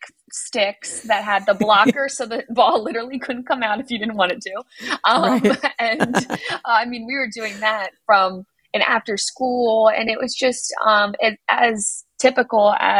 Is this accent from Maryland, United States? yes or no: yes; Oxford, Maryland, United States; moved away as an adult; also born or lived in Florida; So I grew up in Maryland on the Eastern Shore in a small town called Oxford.